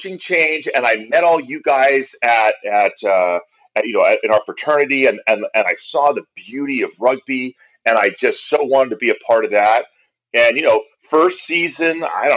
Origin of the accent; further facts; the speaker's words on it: Berkeley, California, United States; I grew up in Berkeley, California.